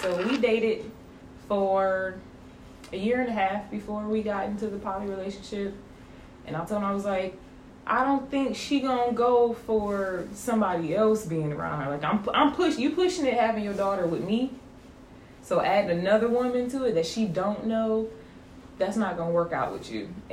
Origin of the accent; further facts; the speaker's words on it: Detroit, Michigan, United States; moved away as an adult; now in Savannah, United States; I am originally from Detroit.